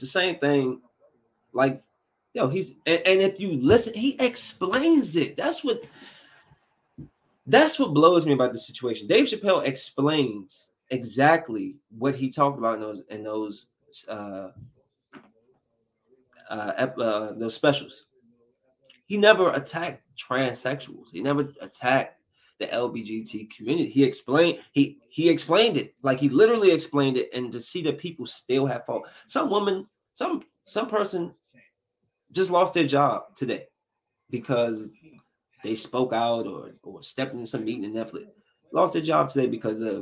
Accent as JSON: {"language": "English", "town": "Bowie", "region": "Maryland", "country": "United States", "tie": "born or raised there", "said": "I'm from Bowie. I grew up in Bowie when it was still white Bowie"}